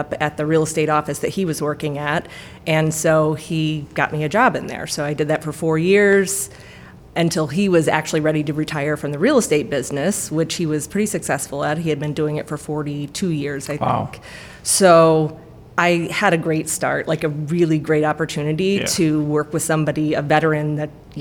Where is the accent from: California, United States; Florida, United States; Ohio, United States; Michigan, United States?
Ohio, United States; Norton; I grew up in Norton